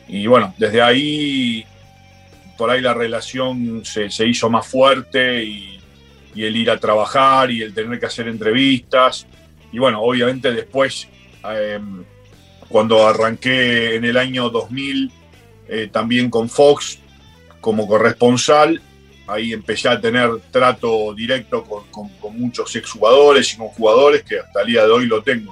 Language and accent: Spanish; Argentina; now in London, United Kingdom; desde que me fui de Argentina